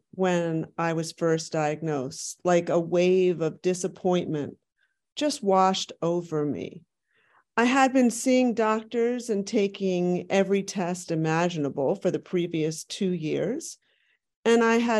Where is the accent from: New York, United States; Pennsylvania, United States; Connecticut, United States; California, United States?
Pennsylvania, United States; Philadelphia; my hometown of Philadelphia.